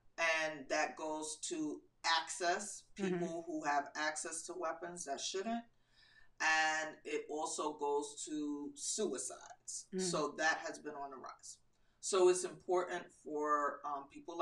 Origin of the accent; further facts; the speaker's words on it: New York City, New York, United States; now in North Carolina, United States; Originally, I'm from Queens, New York